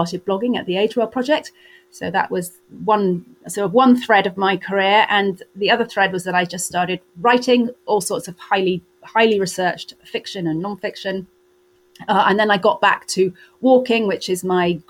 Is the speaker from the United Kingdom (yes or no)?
yes; Wales, United Kingdom; I grew up in Wales with no car